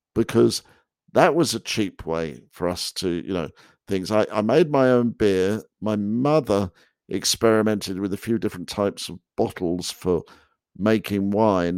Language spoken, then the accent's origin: English; England, United Kingdom; moved away as an adult; now in United States; I, I, was unaware of that growing up in England